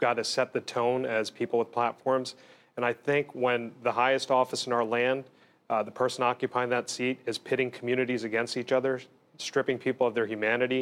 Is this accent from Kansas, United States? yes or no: no; Bergen and Essex counties, New Jersey, United States; I was born in Jersey City in Hudson, grew up in Bergen and Essex